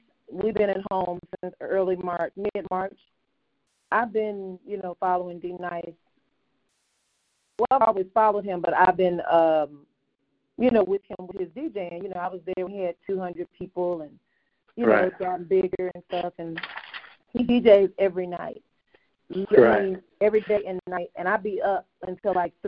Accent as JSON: {"language": "English", "region": "Mississippi", "country": "United States", "tie": "born or raised there", "also_born_or_lived": "Texas", "moved": "yes", "said": "I grew up in Mississippi, lived in Texas"}